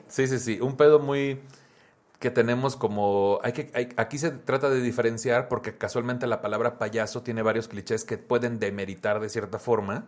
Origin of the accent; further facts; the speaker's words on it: Tamaulipas, Mexico; soy de Tamaulipas